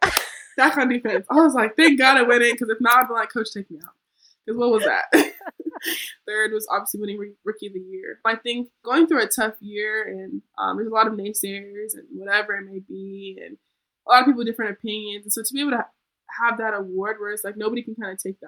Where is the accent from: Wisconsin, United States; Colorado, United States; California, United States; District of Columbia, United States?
Colorado, United States; moved away; I'm from Colorado